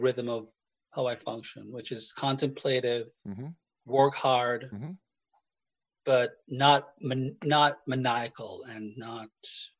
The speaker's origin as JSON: {"language": "English", "country": "Jamaica", "tie": "born or raised there", "moved": "yes", "lives_now": "Elgin, United States", "said": "I grew up in Jamaica where things were slow paced"}